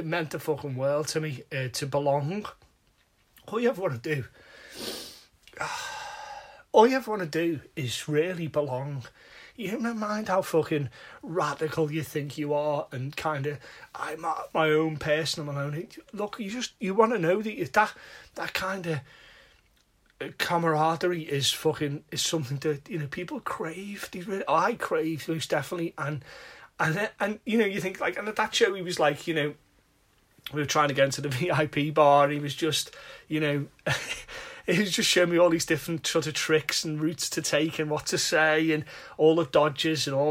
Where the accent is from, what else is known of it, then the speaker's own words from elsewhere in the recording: Liverpool, North West England, United Kingdom; I'm from Liverpool